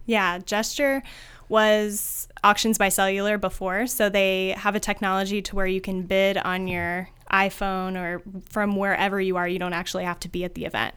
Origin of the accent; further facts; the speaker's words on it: Findlay, Ohio, United States; moved away as an adult; also born or lived in Chicago; I am born and raised in Findlay, Ohio